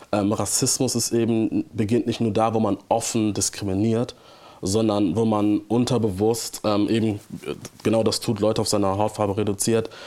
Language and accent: German; Hamburg, Germany; Ähm, ja, ich bin aus Hamburg und ich liebe diese Stadt auch. Ähm, und es ist auch meine Heimat